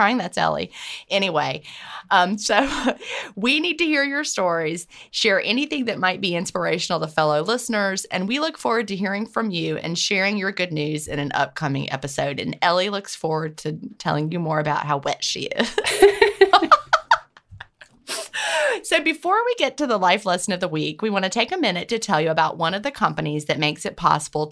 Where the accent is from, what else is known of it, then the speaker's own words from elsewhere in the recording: South Carolina, United States; also born or lived in Georgia; That's my home state where I, you know, when I was born in Georgia, but South Carolina is where my family lived.